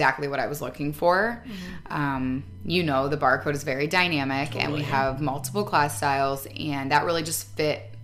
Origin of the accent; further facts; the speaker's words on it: Michigan, United States; moved away as an adult; also born or lived in Chicago; now in Grand Rapids, United States; I'm from Michigan